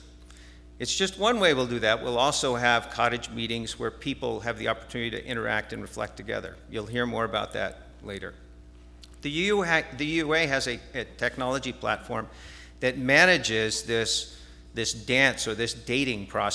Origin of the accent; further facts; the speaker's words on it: New Jersey, United States; moved away; I grew up in New Jersey